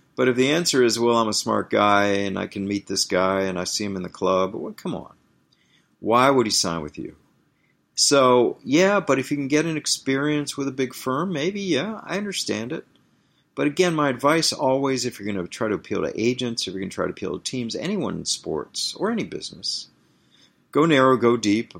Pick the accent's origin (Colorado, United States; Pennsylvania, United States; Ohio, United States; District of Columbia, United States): District of Columbia, United States; Washington; moved away; Washington, D C, my hometown